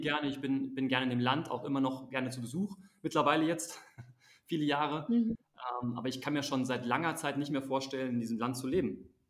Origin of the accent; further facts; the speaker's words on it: Germany; moved away as an adult; also born or lived in Azerbaijan / Switzerland / United States / South Africa; Bei uns in Deutschland